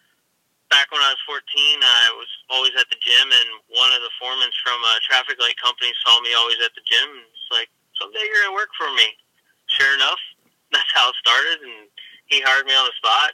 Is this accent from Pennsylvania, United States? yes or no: yes; Hershey, Pennsylvania, United States; I'm from Hershey, Pennsylvania